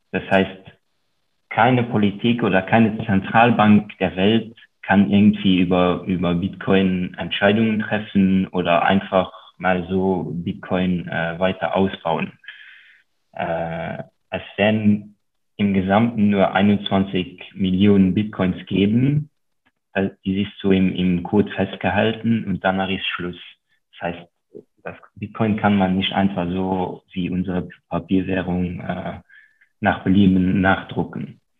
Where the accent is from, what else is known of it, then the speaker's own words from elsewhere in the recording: Luxembourg; first language Luxembourgish; German is a second language; wie beispielsweise meine Muttersprache, die, die Luxemburger Sprache, die nur sehr lokal und von sehr wenigen Menschen gesprochen wird.